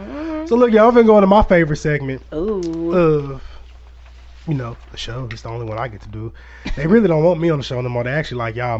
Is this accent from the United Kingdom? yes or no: no; Aurora, Illinois, United States; now in Cahokia, United States; I'm from Aurora, Illinois.